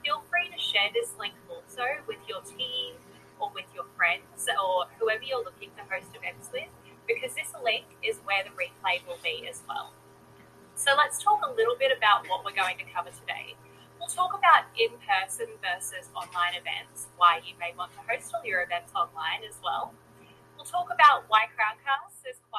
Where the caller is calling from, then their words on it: Greenville, South Carolina, United States; I'm tuning in from Greenville, South Carolina.